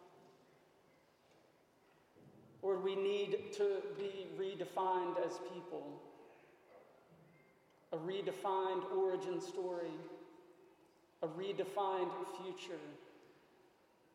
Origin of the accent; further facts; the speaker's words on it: McComb, Mississippi, United States; now in Shreveport, United States; I was born in the South, Macomb, Mississippi